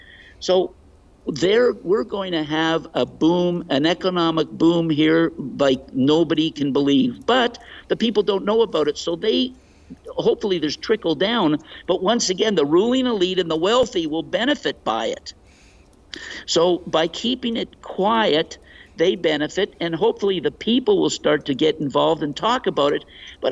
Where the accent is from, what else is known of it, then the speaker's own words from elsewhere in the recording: Canada; As a Canadian, you're now asking me a personal question about how I feel